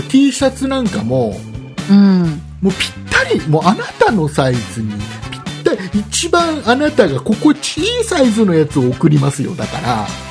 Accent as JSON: {"language": "Japanese", "town": "Kisarazu", "region": "Chiba", "country": "Japan", "tie": "born or raised there", "said": "うちの地元木更津の総合高校"}